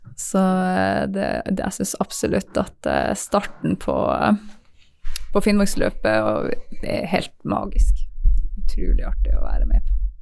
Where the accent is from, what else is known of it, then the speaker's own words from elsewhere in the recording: Tangen, Norway; Jeg vokste opp på Tangen